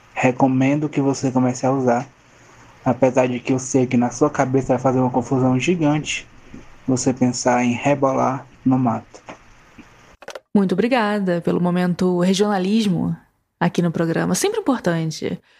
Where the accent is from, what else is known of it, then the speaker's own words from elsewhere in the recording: Ceará, Brazil; eu, como nordestino, como cearense